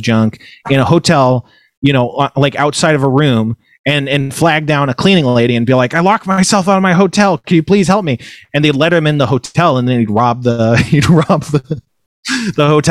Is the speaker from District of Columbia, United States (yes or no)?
no; Elk Grove, California, United States; also born or lived in Fresno, California / Moorpark, California / Los Angeles, California / Burbank, California; I was born in Fresno. I grew up in a town called Elk Grove, which is a bustling California city, but at the time it was very small. And then I moved to Moore Park